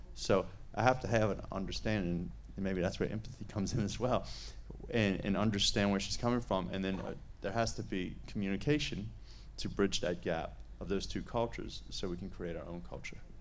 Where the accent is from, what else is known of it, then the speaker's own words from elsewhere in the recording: United States; we both Americans